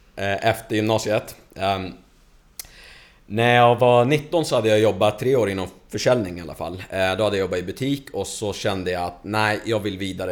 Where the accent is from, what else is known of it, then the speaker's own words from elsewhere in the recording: Stockholm, Stockholm County, Sweden; also born or lived in Lebanon / Hofors; now in Falun, Sweden; där jag växte upp, i Stockholm, i förorten.